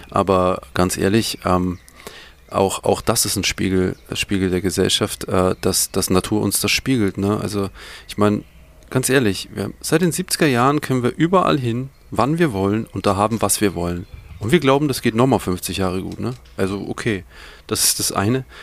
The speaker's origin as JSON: {"language": "German", "region": "Bavaria", "country": "Germany", "said": "ich bin ein Franke, das ist voll schwierig."}